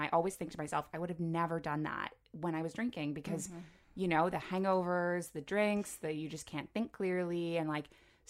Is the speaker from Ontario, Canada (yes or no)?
yes; Toronto, Ontario, Canada; I grew up in Toronto, but then, you know, went away for 5 years to university.